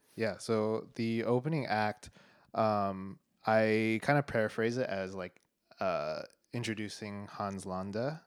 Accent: Denver, Colorado, United States; moved away as an adult; now in Boston, United States; I was born in Denver, Colorado

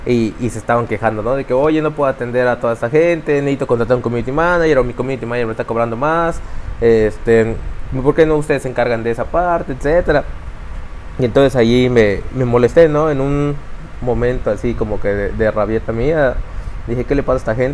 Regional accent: Mérida, Yucatán, Mexico; born there; Eh, pues tengo 35 años y nací aquí en Mérida, Yucatán.

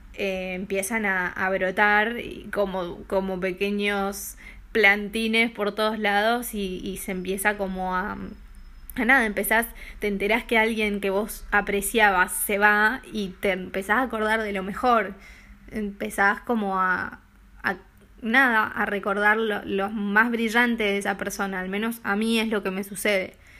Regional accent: Argentina; moved away as an adult; now in Denmark; soy argentina

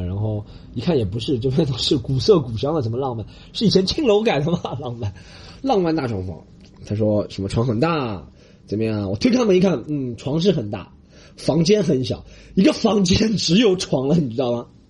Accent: Shanghai, China; 我这样一个来自上海的人

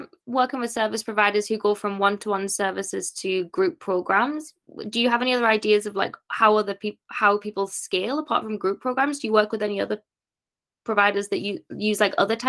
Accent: North East England, United Kingdom; born or raised there

